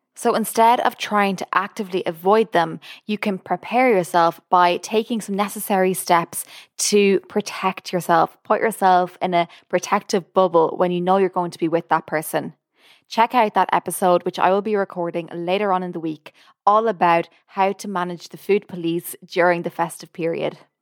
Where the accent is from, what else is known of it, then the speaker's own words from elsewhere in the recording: Ireland; moved away as an adult; now in United States; I'm Irish. I've only lived in America for over a year